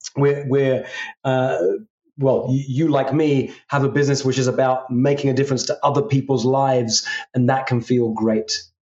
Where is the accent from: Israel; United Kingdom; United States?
United Kingdom; England; I come from England